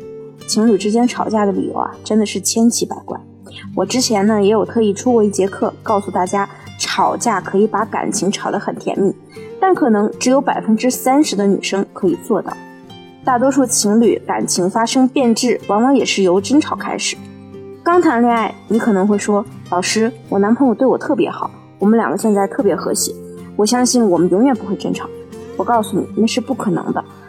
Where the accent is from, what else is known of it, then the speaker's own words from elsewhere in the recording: China; 我们中国人的思维中，边界感是很模糊的